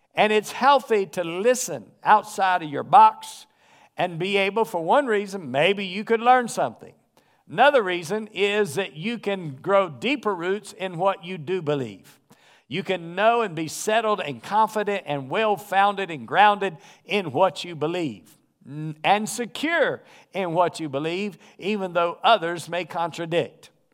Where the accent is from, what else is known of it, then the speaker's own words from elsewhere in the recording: North Carolina, United States; I grew up in the South. And so I grew up in North Carolina